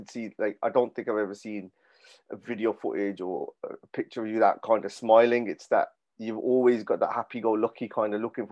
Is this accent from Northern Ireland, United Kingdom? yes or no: no; Birmingham, West Midlands, United Kingdom; growing up, I was from Handsworth